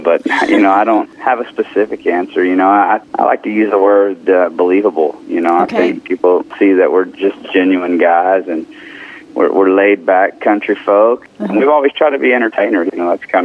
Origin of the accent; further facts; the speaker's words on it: Texas, United States; I'm from Texas